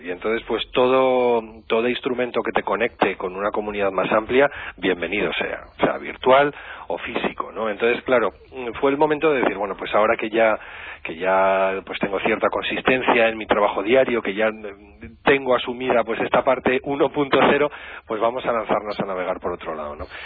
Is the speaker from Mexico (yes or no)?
no; La Rioja, Spain; Yo soy vecinito riojano, pero me siento muy de allá.